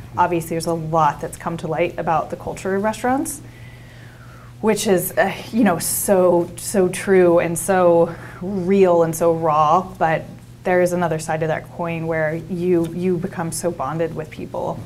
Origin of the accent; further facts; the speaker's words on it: Jersey Shore, New Jersey, United States; now in Oregon, United States; I grew up in South Jersey on the Jersey Shore.